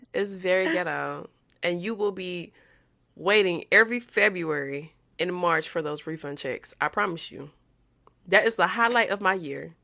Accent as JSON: {"language": "English", "region": "Louisiana", "country": "United States", "said": "I'm from Louisiana"}